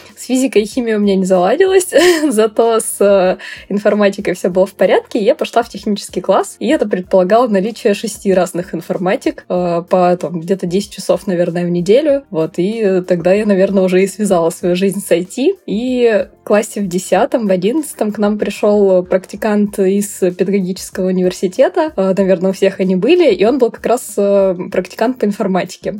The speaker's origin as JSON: {"language": "Russian", "town": "Nizhny Tagil", "region": "Sverdlovsk Oblast", "country": "Russia", "tie": "born or raised there", "said": "Я росла в небольшом, м, городе, промышленном, я из Нижнего Тагила вообще родом"}